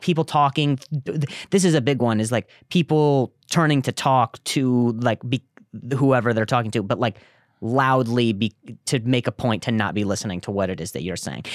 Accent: Las Vegas, Nevada, United States; moved away as an adult; also born or lived in Indiana; I grew up in, uh, Vegas after

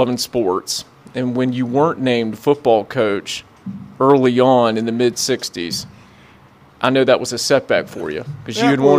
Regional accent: South Carolina, United States; I am from South Carolina. I've lived in this state almost 41 years

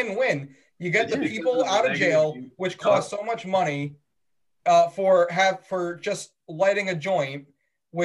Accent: New York, United States; my home state

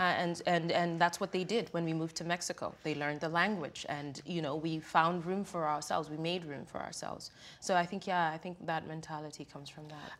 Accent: Kenya; now in United States; growing up in Kenya, um, and being educated in many ways, the Euro way

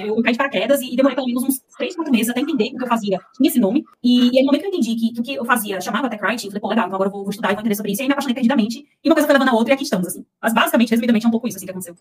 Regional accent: Pernambuco, Brazil; moved away as an adult; now in São Paulo, Brazil; Eu sou pernambucana, mas eu moro em São Paulo há mais de 10 anos. Eu vim pra fazer faculdade

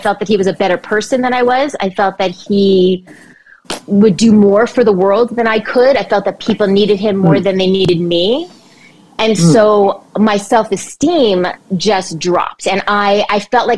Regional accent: Montreal, Quebec, Canada; I grew up in Montreal, Quebec, Canada.

